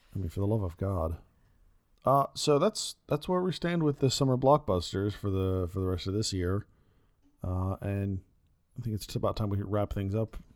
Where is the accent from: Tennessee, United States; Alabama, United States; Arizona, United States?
Arizona, United States; Phoenix; growing up in Phoenix